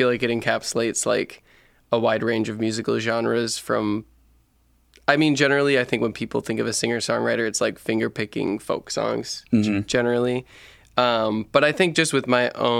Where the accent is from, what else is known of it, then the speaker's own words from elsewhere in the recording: Wisconsin, United States; moved away as an adult; also born or lived in Portland; I moved to Portland when I was 19 from Wisconsin. I come from a really small town, about 500 people in Wisconsin